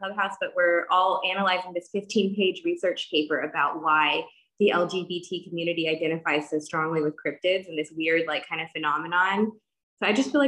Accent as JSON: {"language": "English", "region": "Texas", "country": "United States", "tie": "born or raised there", "said": "I grew up in Texas"}